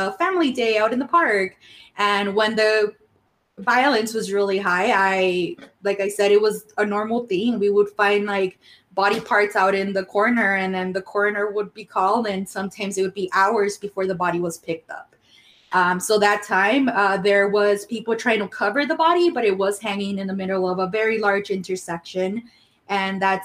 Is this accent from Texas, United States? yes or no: yes; El Paso, Texas, United States; English is a second language; also born or lived in Ciudad Juarez, Chihuahua, Mexico; She met my stepdad when I was 8 years old, and then I immigrated legally, y'all, to the United States. So I studied here. I grew up here.